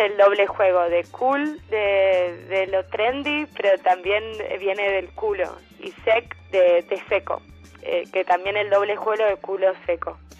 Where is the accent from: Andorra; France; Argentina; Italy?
Argentina; Buenos Aires; also born or lived in Berlin; now in Barcelona, Spain; vaig néixer a Buenos Aires